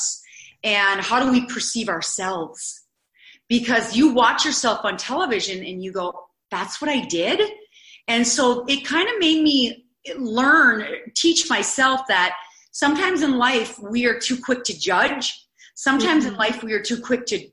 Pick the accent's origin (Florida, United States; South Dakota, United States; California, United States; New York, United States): South Dakota, United States; Eureka; I'm from South Dakota.